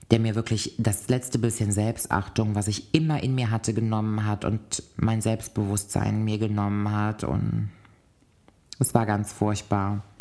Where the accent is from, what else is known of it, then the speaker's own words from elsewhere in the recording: Cologne, North Rhine-Westphalia, Germany; also born or lived in Koblenz; bin dann nochmal zurück in meine Heimatstadt Köln gezogen.